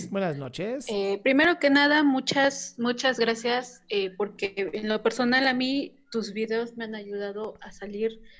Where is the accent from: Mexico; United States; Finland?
Mexico; yo soy de México igual.